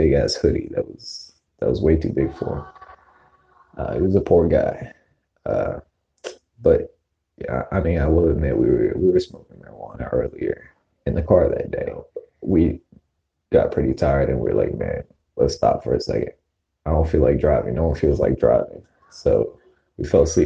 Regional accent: Maryland, United States

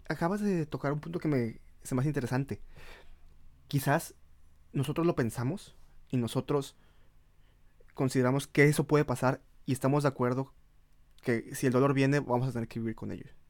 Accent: Mexico; moved away; no somos el mexicano que está en el extranjero

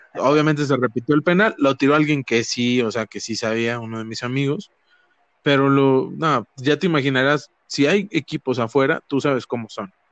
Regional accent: Ciudad Madero, Tamaulipas, Mexico; yo crecí en Madero.

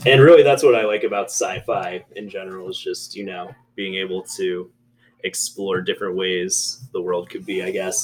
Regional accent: Yorkshire, Virginia, United States; I grew up very close by in Yorkshire. We used to walk through the campus here

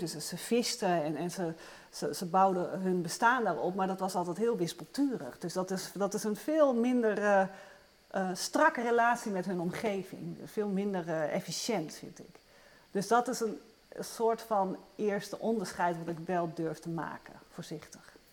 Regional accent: Luttelgeest, Flevoland, Netherlands; ik ben zelf opgegroeid in Noordoostpolder, in het nieuwe land

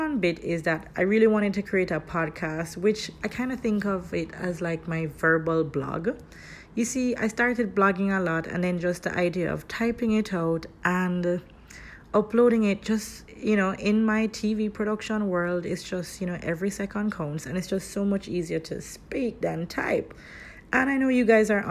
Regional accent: Kingston, Jamaica; I am from Kingston, Jamaica

